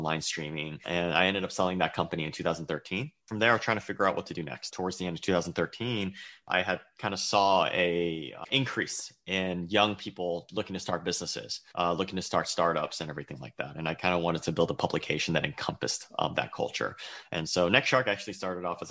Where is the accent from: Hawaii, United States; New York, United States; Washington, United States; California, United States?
California, United States; San Francisco; I was born and raised in San Francisco to Chinese immigrant parents